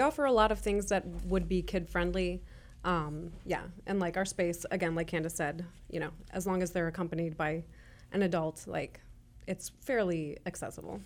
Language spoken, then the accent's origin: English; Chicago, Illinois, United States; moved away as an adult; now in Kansas City, Kansas, United States; we're originally from Chicago.